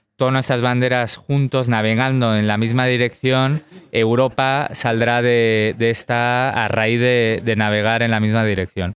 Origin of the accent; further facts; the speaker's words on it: United States; como americano